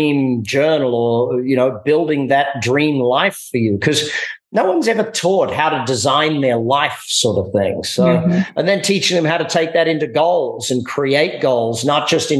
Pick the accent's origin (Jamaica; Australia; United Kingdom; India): Australia; now in United States; me being Australian, you know, coming to America